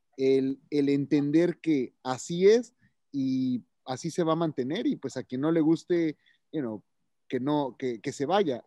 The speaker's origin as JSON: {"language": "Spanish", "country": "Mexico", "said": "como mexicano"}